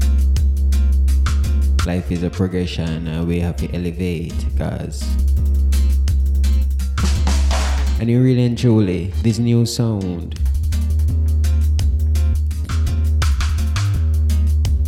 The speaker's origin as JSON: {"language": "English", "country": "Jamaica", "said": "as Jamaican"}